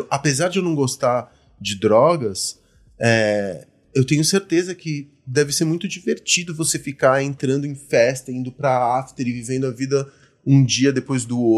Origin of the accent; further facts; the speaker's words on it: Argentina; now in Brazil; Eu sou argentino por conta da, da ditadura que a gente teve no país e tudo mais. Então aí meu pai se exilou na Argentina.